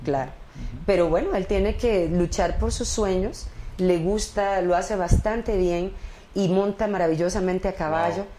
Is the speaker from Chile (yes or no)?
no; Costa Rica; moved away as an adult; now in Mexico; yo me crié en Costa Rica.